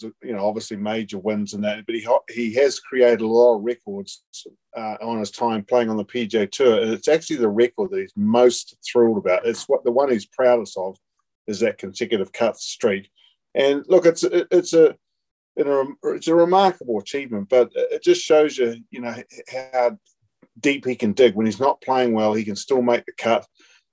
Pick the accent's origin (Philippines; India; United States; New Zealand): New Zealand; being a Kiwi